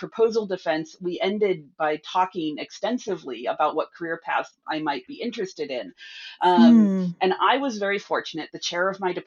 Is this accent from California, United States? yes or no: yes; California, United States; moved away as an adult; also born or lived in New York / Bay Area; I am from California originally